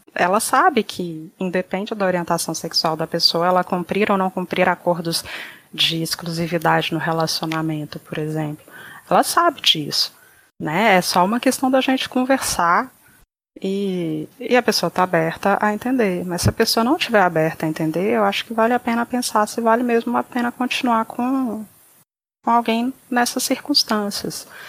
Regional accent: Brazil; se a gente nasceu no Brasil

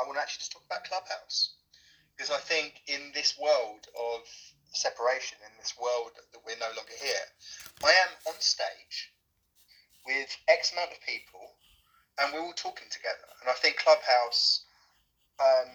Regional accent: London, United Kingdom; I'm from London.

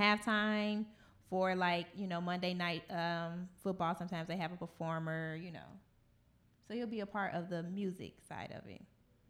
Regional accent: Illinois, United States; now in Indiana, United States; I'm from up north, and I'm not from Chicago

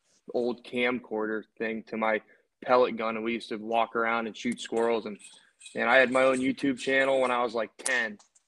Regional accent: Northeast Ohio, United States; I grew up here in Northeast Ohio.

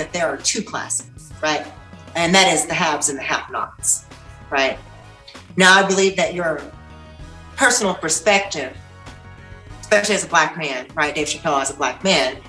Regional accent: Tennessee, United States; I grew up in Tennessee

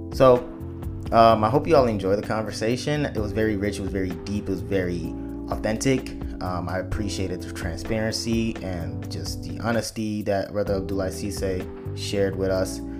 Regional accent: Chicago, Illinois, United States; growing up in Chicago

